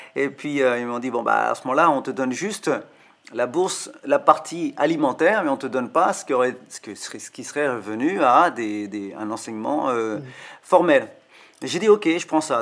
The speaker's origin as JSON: {"language": "French", "country": "France", "tie": "born or raised there", "also_born_or_lived": "South India / Tamil Nadu, India / Kolkata, India", "lives_now": "Paris, France", "said": "j'ai grandi en France. Je suis arrivé en Inde pour les tablas à une vingtaine d'années, donc j'avais déjà 20 ans. Enfin, je, suis né en Inde, mais je suis arrivé à 5 ans en France"}